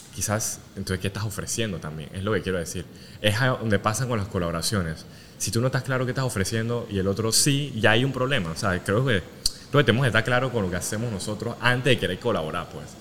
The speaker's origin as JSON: {"language": "Spanish", "country": "Panama", "also_born_or_lived": "Asia", "moved": "yes", "said": "como panameño"}